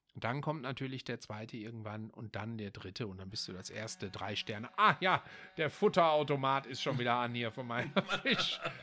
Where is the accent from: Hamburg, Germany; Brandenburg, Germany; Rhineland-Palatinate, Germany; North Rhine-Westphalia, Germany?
North Rhine-Westphalia, Germany; Essen; Das liegt an der ähm, zentralen Straße bei uns in Essen-Frintrop. Ich komme daher